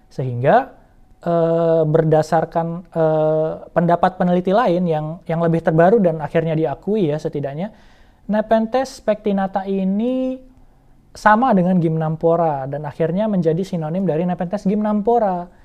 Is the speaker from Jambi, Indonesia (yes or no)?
yes; Jambi, Indonesia; pertama kali melihat di Taman Nasional Kerinci Seblat, uh, eh, yang mana juga merupakan kampung gue sendiri